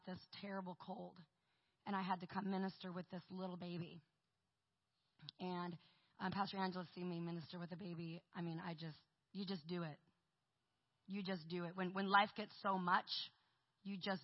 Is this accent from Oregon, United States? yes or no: yes; Portland, Oregon, United States; I'm from Portland, Oregon.